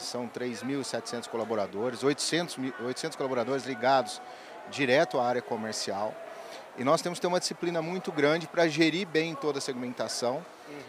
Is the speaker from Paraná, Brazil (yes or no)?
no; São Sebastião do Paraíso, Minas Gerais, Brazil; sou natural de São Sebastião do Paraíso